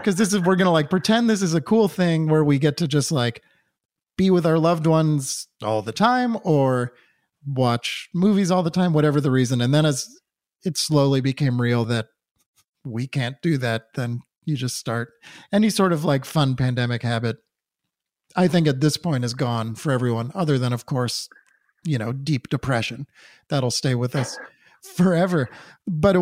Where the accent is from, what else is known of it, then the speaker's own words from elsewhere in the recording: Newton, Massachusetts, United States; Luke and I grew up in Newton, Massachusetts together